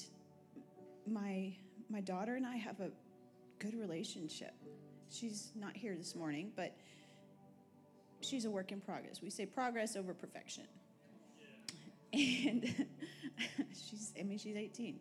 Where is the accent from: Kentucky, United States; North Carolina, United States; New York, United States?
Kentucky, United States; I'm from Kentucky